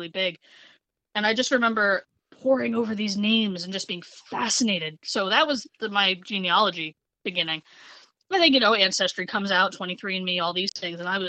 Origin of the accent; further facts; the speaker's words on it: New Jersey, United States; born and raised in New Jersey